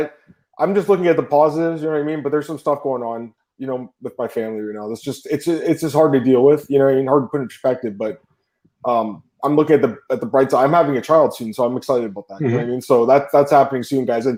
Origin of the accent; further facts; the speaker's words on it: Canada; I'm a Canadian working for American companies